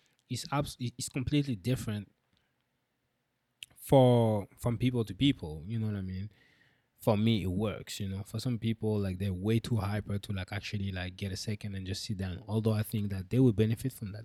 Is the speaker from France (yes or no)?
yes; France; I'm French